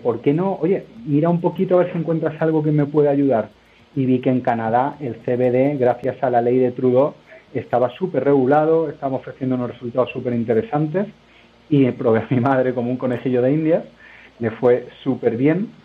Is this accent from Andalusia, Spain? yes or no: yes; Málaga, Andalusia, Spain; moved away as an adult; now in Madrid, Spain; yo soy de Málaga, eh, pero llevo ya 11 años en Madrid. Eh, me formé en Málaga